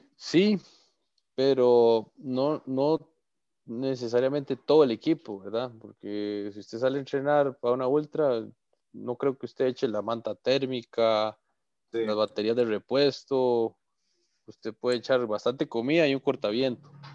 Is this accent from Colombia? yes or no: no; his town near the Barva volcano, Heredia, Costa Rica; aquí en mi pueblo